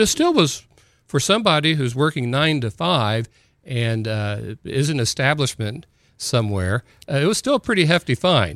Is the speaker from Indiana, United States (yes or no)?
yes; Columbus, Indiana, United States; also born or lived in New Albany, Indiana / Clarksville, Indiana; I s-, was in Columbus, Indiana until the mi-, middle of seventh grade